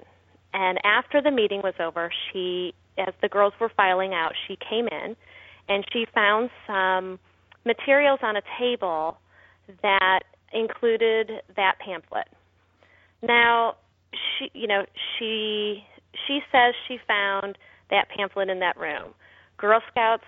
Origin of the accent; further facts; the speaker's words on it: Missouri, United States; I'm from Missouri. Our tagline for Missouri is we're the show me state